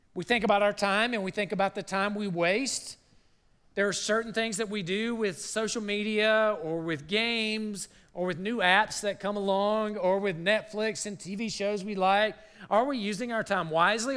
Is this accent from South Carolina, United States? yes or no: yes; South Carolina, United States; moved away; I grew up in South Carolina